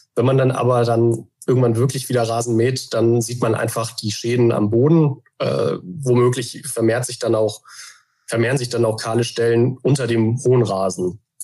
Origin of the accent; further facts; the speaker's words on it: Hamburg, Germany; moved away as an adult; also born or lived in Oldenburg / Emsland; wohne in Hamburg, bin auch gebürtiger Hamburger